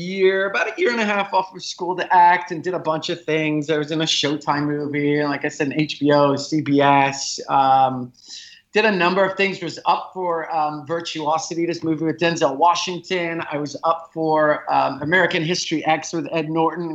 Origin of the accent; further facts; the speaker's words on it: South Africa; also born or lived in Los Angeles / New York; now in San Francisco, United States; I grew up in South Africa. I lived in Los Angeles. Then I moved to New York